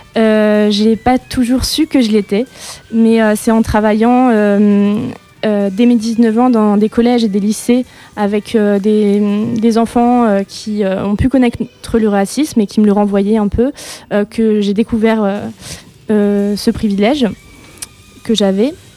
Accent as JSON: {"language": "French", "area": "Lorraine", "region": "Grand Est", "country": "France", "said": "je viens d'une petite ville de Lorraine"}